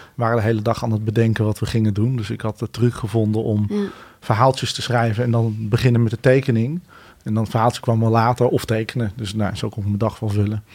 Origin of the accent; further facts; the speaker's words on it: Utrecht, Netherlands; also born or lived in Bennekom / Ede; ik ben uiteindelijk voornamelijk in Utrecht opgegroeid in die tijd.